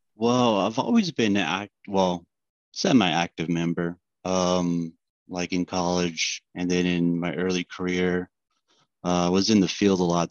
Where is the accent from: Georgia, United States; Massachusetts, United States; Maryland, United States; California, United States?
California, United States; Fresno; I'm from Fresno, California. I work for Guida Surveying Inc. as a survey analyst